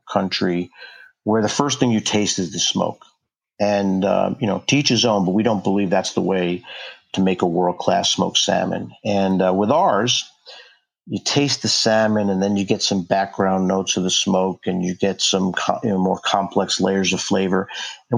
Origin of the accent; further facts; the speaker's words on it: New York, United States; now in Anacortes, United States; I grew up in New York